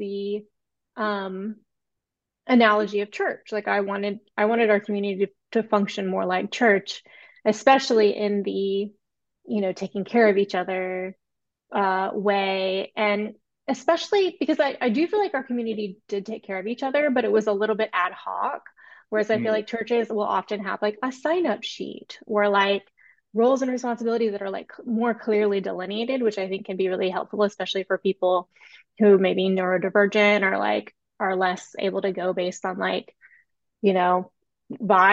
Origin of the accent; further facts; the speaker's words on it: Deep South, United States; moved away; also born or lived in San Francisco; I grew up Southern Baptist in the Deep South